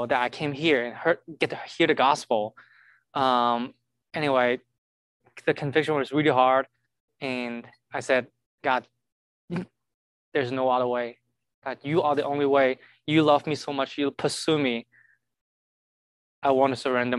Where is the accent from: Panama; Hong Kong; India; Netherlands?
Hong Kong; moved away as an adult; now in Kansas City, United States; I'm from Hong Kong. I've been here, I think 6.5 years already